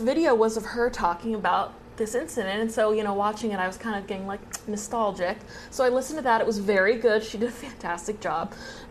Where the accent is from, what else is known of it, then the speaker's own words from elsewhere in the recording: Exeter, New Hampshire, United States; moved away as an adult; my hometown of Exeter, New Hampshire. I grew up in Exeter, New Hampshire. I was born there. I lived there up until literally like 10 days ago, and I'm almost 23, so my entire fucking life.